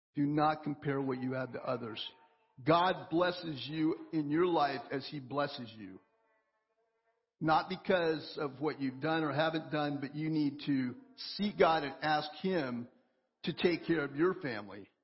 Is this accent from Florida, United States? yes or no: no; Oklahoma, United States; moved away; I grew up in Oklahoma and, and we had forests all around us